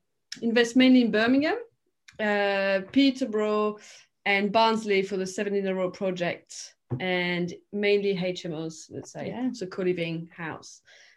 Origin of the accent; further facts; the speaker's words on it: France; now in United Kingdom; I'm French.